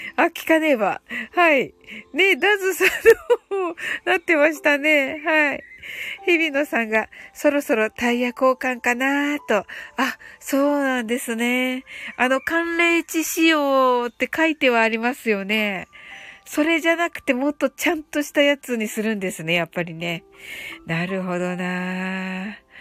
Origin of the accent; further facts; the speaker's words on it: Kyushu, Japan; 九州人なんでね